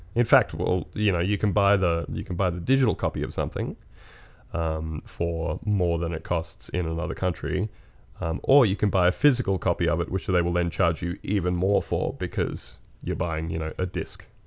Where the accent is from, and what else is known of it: Australia